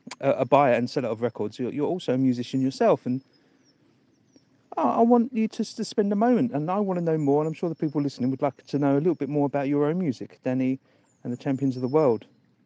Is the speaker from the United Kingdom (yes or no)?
yes; London, United Kingdom; I was born in Hackney